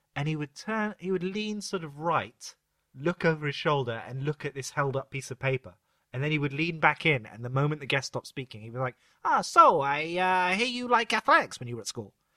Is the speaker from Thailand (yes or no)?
no; United Kingdom; we're all British and restrained